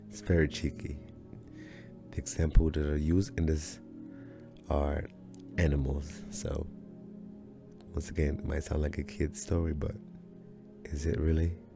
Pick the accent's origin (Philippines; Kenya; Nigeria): Nigeria; now in United States; my journey from Nigeria coming to the United States